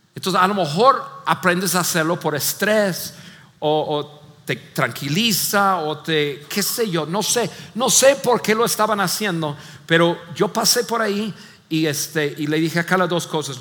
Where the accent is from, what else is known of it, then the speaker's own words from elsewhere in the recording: Mexico; como buenos mexicanos